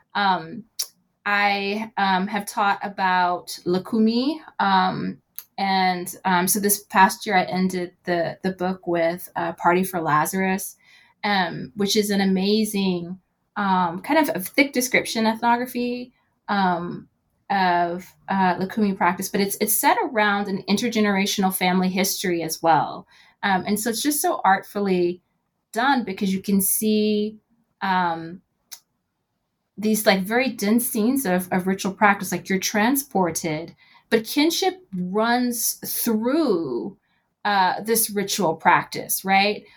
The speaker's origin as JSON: {"language": "English", "town": "Knoxville", "region": "Tennessee", "country": "United States", "tie": "born or raised there", "moved": "yes", "said": "my hometown in Knoxville, Tennessee"}